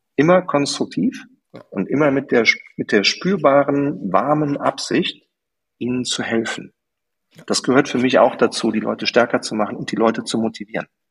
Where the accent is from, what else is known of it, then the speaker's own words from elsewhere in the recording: Germany; weil ich Deutscher bin